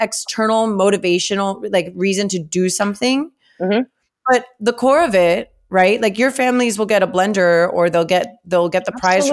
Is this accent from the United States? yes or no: yes; Miami, Florida, United States; I grew up in Kendall